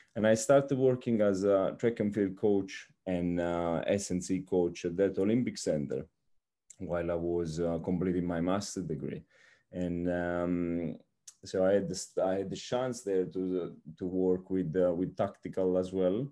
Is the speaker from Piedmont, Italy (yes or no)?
no; Naples, Campania, Italy; moved away as an adult; also born or lived in Rome, Italy / Formia, Italy; now in Brazil; I am Italian and, um, so I come from Naples